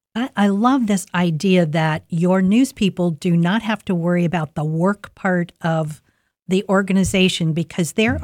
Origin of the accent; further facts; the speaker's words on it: Columbus, Ohio, United States; now in Delaware County, United States; I grew up in Linden